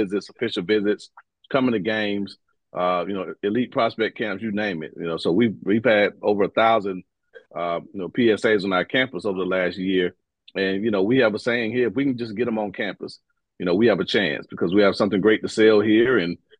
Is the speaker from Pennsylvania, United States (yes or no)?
no; Quincy, Florida, United States; the Big mm-hmm. Bend stretches from my hometown of Quincy, Florida, Gadsden County, all the way down I-10